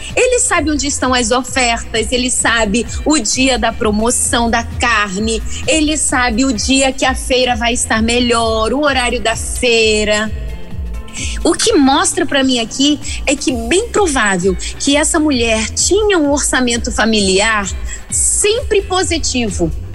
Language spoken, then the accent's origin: Portuguese; Rio de Janeiro, Brazil; now in Vila Velha, Brazil; no Espírito Santo, mas sou carioca